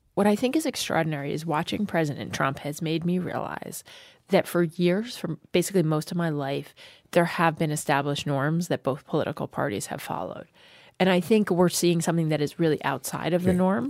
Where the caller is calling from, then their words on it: Corvallis, Oregon, United States; I'm calling from Corvallis, Oregon